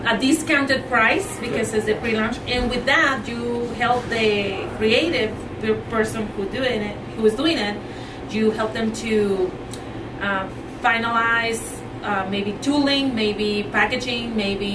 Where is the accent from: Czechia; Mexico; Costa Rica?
Mexico; Chihuahua; English is a second language; moved away as an adult; also born or lived in Arizona; now in St. George, United States; I was born and raised in Mexico. I'm from Chihuahua, Mexico.